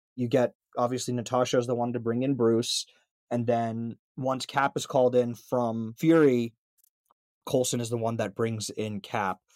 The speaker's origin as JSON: {"language": "English", "country": "India", "said": "as an Indian"}